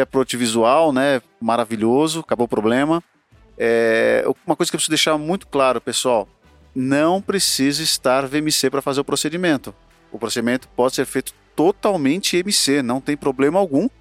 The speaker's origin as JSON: {"language": "Portuguese", "town": "Sorocaba", "region": "São Paulo", "country": "Brazil", "tie": "born or raised there", "said": "Sorocaba, Gujão, lá na minha terra"}